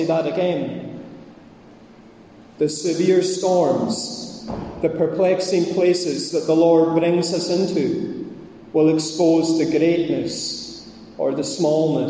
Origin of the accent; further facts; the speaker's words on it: Scottish Highlands, Scotland, United Kingdom; I'm Scottish, I'm a Highlander, and I'm Presbyterian